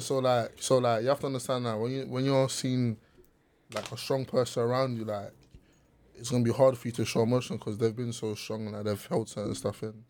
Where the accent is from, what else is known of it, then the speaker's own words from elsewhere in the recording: London, United Kingdom; growing up in South London because we all grew up in South London